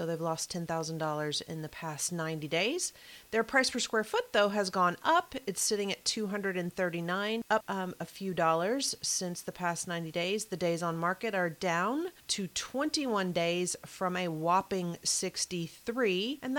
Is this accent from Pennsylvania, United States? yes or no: no; Kentucky, United States; All right, I'm going to my home state of Kentucky now, Louisville, Kentucky.